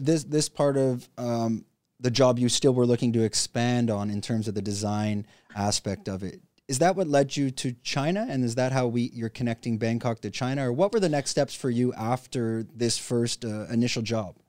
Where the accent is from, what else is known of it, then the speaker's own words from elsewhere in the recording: Canada; the same country as me, Canada